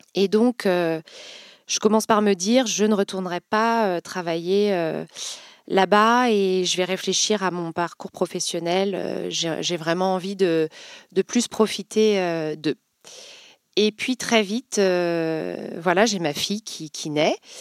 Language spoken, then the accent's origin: French; Vendée, Pays de la Loire, France; moved away as an adult; now in Nantes, France; Je suis originaire de Vendée, donc voisine, et, et j'ai fait mes études à Nantes